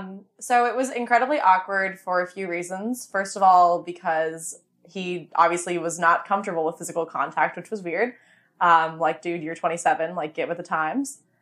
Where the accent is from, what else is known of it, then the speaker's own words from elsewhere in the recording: Vienna, Virginia, United States; I was from Vienna